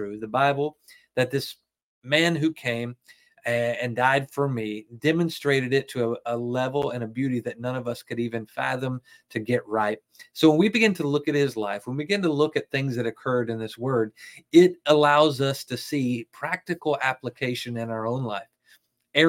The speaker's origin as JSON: {"language": "English", "region": "the South", "country": "United States", "said": "I'm from the South"}